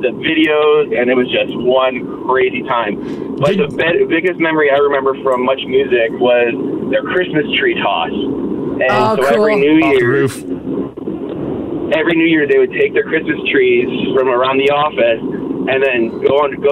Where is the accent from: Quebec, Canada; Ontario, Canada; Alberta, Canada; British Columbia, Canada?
Ontario, Canada; I grew up in Ontario about half hour from Much Music Studios